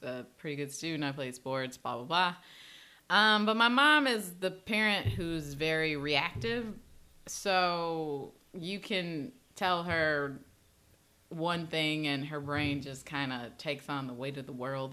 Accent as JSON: {"language": "English", "town": "Chicago", "region": "Illinois", "country": "United States", "tie": "born or raised there", "said": "growing up in Chicago is, I grew up in the inner city"}